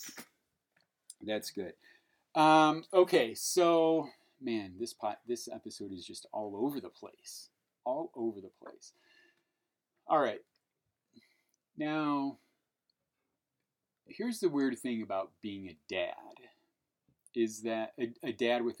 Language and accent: English; Portage, United States; We grew up in Portage